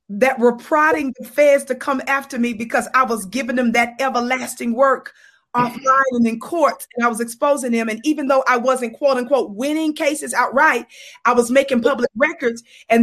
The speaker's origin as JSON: {"language": "English", "region": "Mississippi", "country": "United States", "tie": "born or raised there", "moved": "yes", "lives_now": "Colorado, United States", "said": "I'm born and raised in Mississippi, but now I live in the Wild Wild West"}